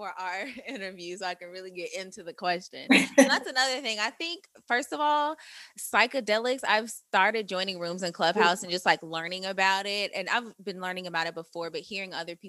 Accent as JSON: {"language": "English", "town": "St. Louis", "region": "Missouri", "country": "United States", "said": "St. Louis"}